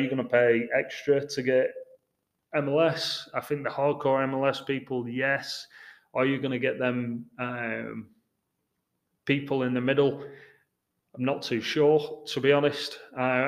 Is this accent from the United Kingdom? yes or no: yes; England, United Kingdom; moved away as an adult; also born or lived in Houston; now in Seattle, United States; I'm English